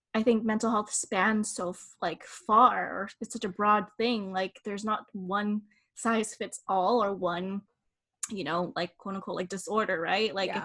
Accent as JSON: {"language": "English", "country": "Philippines", "said": "we are Filipino and in Eastern culture"}